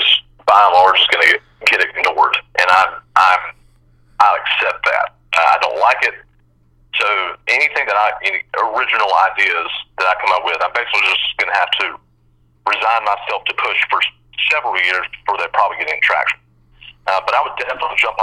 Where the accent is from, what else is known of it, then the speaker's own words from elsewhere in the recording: Spartanburg, South Carolina, United States; I'm originally from Spartanburg